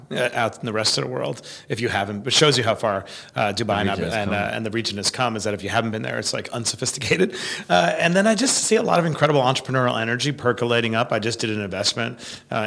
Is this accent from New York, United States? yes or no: yes; New York City, New York, United States; I grew up in Queens, New York